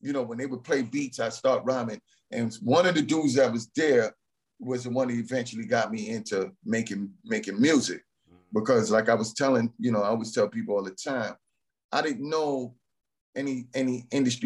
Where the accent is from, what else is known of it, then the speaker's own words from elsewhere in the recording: New York City, New York, United States; I grew up in the Bronx